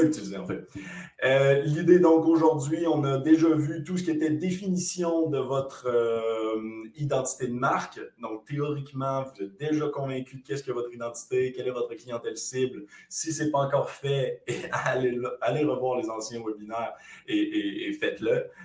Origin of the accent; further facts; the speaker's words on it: Quebec, Canada; accent: Québécois; Comme vous le reconnaissez à mon accent, nous, on est plutôt québécois